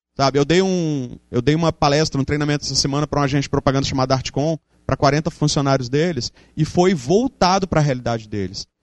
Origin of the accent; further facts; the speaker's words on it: Espírito Santo, Brazil; moved away as an adult; also born or lived in Santa Maria, Rio Grande do Sul; eu sou capixaba, sempre fui, voltei para cá por isso, mas eu morei cinco anos no Rio Grande do Sul